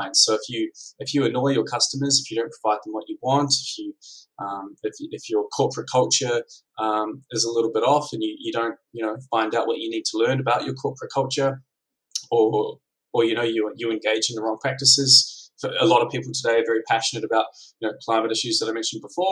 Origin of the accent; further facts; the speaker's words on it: New Zealand; now in Melbourne, Australia; I'm from New Zealand. I live in Melbourne